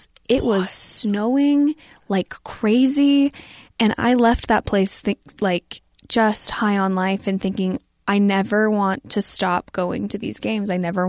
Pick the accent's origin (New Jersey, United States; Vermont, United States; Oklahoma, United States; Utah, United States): Utah, United States; Springville; I grew up, for those who are local, I grew up in Springville, which is just 10, 15 minutes away, next town over. And so, I was able to live at home